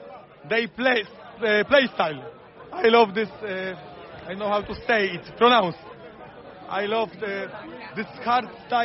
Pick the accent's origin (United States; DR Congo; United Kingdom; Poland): Poland; English is a second language; I'm from Poland.